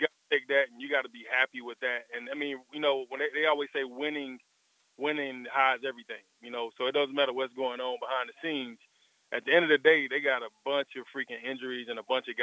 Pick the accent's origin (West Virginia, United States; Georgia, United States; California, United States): Georgia, United States; Atlanta; also born or lived in Baltimore; I'm down here in Atlanta, my hometown